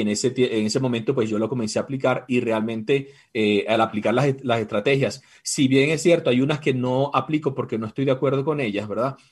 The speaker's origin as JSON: {"language": "Spanish", "country": "Venezuela", "moved": "as an adult", "lives_now": "Ecuador", "said": "Yo soy venezolano, tengo seis años ya en Ecuador"}